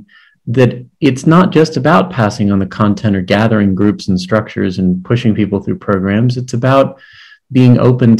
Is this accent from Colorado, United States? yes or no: no; Maryland, United States; I was a DRE in a parish in Maryland, my home state, for 15 years